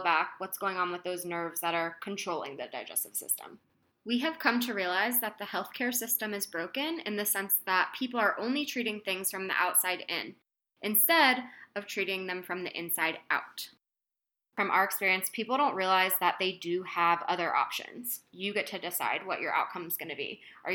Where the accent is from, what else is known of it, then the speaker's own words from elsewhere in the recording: New Jersey, United States; moved away as an adult; also born or lived in Florida; now in Colorado, United States; I was born and raised in New Jersey